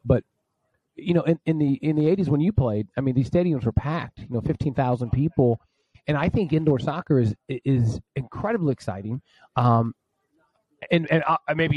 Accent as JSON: {"language": "English", "area": "Lake of the Ozarks", "region": "Missouri", "country": "United States", "said": "I'm from Lake of the Ozarks."}